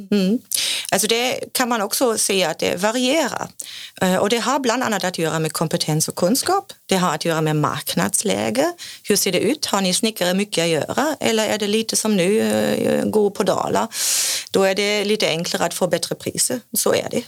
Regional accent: Germany; Swedish is a second language; now in Sweden; kommer jag från Tyskland

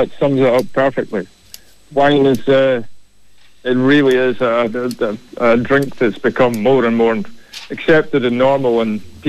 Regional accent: Scotland, United Kingdom; moved away as an adult; also born or lived in Western Cape, South Africa; now in Kilkenny, Ireland; Yeah, well, I'm originally from Scotland, but I went down to South Africa in 2012, where I met Gabby. I was in the Western Cape

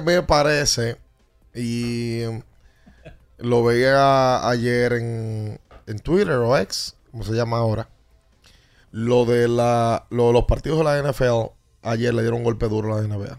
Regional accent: Dominican Republic; nuestros hermanos dominicanos

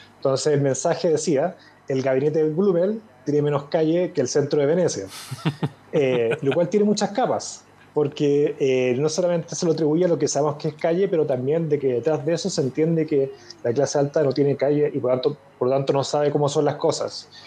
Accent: Chile; me gané una beca junto con otro grupo de chilenos

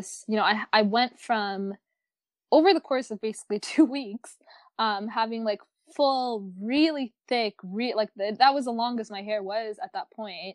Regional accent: New York, United States; I'm from New York. I live in New York

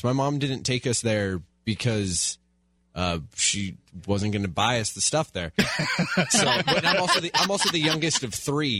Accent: Glendora, California, United States; I grew up in Glendora, which I don't know how much time you spent in Glendora, but Glendora is very much a bubble where it's kind of not a lot happens in Glendora. It's a pretty quiet town.

